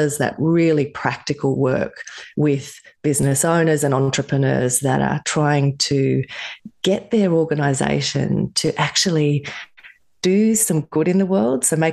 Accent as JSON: {"language": "English", "country": "Australia", "tie": "born or raised there", "said": "I grew up in Australia"}